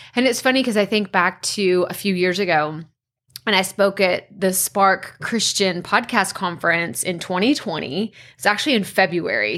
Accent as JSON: {"language": "English", "town": "Athens", "region": "Texas", "country": "United States", "tie": "born or raised there", "said": "the T V C C is in my hometown"}